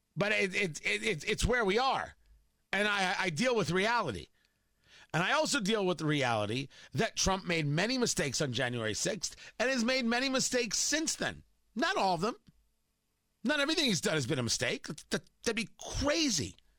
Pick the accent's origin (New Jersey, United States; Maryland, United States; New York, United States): New Jersey, United States; Middletown; up the road from me growing up in Middletown, New Jersey, in Leonardo